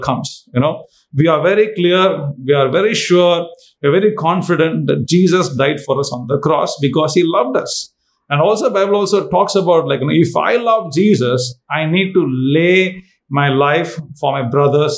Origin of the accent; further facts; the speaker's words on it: India; I'm from India.